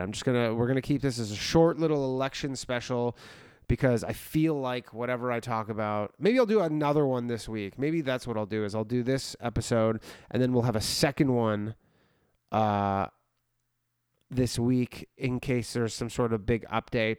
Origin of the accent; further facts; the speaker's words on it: Canada; I'm from Canada where we made weed completely legal in the country